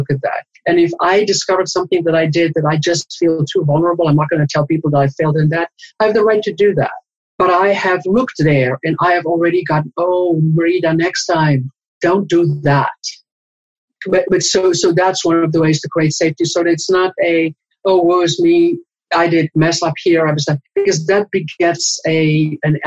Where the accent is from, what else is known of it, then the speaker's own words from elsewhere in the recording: South Africa; I was born and raised in South Africa